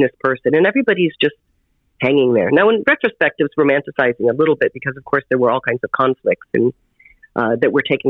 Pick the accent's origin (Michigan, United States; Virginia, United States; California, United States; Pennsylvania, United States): Michigan, United States; Detroit; moved away as an adult; also born or lived in New York City; now in New York, United States; I'm from Detroit, and I wanted to be a Broadway actress, and I moved to New York when I was 18